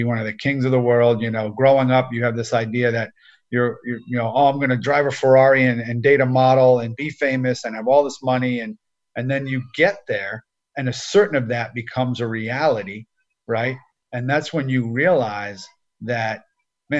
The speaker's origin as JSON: {"language": "English", "region": "New Jersey", "country": "United States", "tie": "born or raised there", "said": "I grew up in New Jersey"}